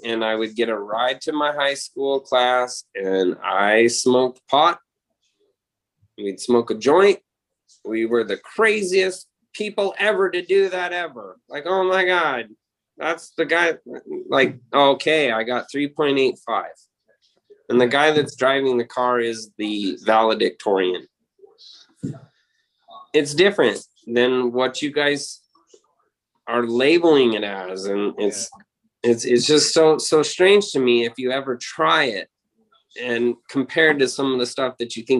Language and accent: English; Spearfish, South Dakota, United States; moved away; also born or lived in Sundance, Wyoming; When I moved from South Dakota in Spearfish over to Sundance, I was a little bit better than everybody in my age group.